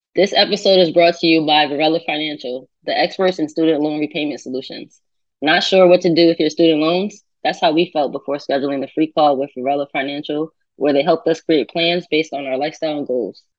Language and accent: English; Connecticut, United States; where I'm from Connecticut